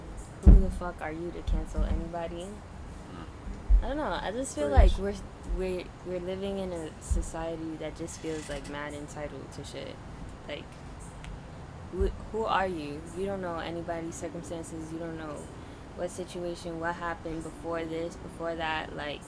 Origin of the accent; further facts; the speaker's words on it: New York, United States; I'm from New York.